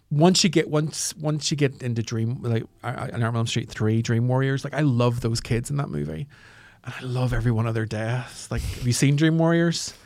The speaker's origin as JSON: {"language": "English", "region": "Northern Ireland", "country": "United Kingdom", "tie": "born or raised there", "said": "I grew up in Northern Ireland"}